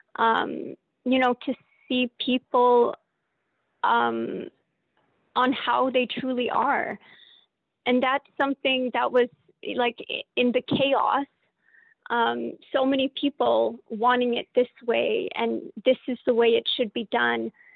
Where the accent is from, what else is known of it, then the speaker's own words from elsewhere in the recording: Calgary, Alberta, Canada; moved away as an adult; now in Vancouver Island, Canada; I grew up in Calgary, so I grew up away from our culture. I moved back to the island six years ago.